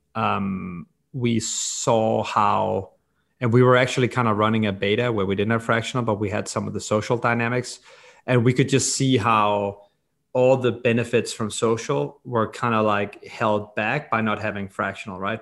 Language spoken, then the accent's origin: English; Copenhagen, Capital Region of Denmark, Denmark; I grew up in Copenhagen, Denmark